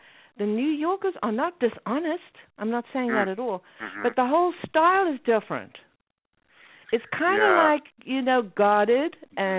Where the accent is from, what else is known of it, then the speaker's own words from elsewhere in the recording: Cape Town, Western Cape, South Africa; moved away; I was born in Cape Town, South Africa, no television until I was 18 years old, and that was my first trip to London